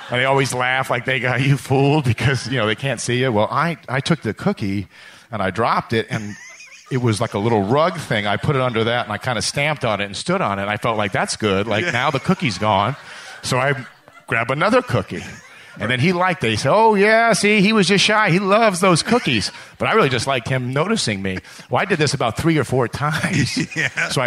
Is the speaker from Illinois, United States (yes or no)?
yes; Buffalo Grove, Illinois, United States; also born or lived in Lake Forest; I grew up outside of Chicago in Buffalo Grove and then Lake Forest, two suburbs of the city.